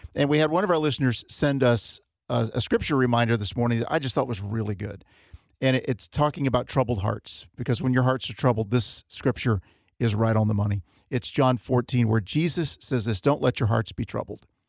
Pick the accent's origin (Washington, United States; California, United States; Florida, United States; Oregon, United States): Florida, United States; I grew up in Florida